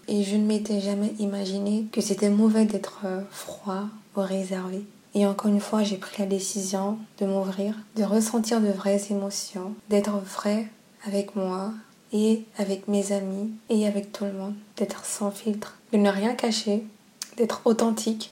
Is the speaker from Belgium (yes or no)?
no; Gabon; comme on dit chez moi au Gabon